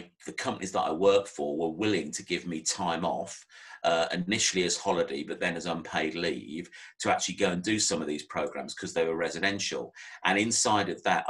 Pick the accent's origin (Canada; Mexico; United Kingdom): United Kingdom; Northamptonshire, East Midlands; moved away as an adult; also born or lived in Maidenhead; I was born and bred in Northamptonshire